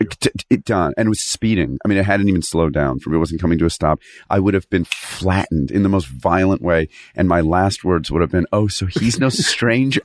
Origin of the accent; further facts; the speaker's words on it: Fairfield, Connecticut, United States; in Connecticut, Fairfield, Connecticut.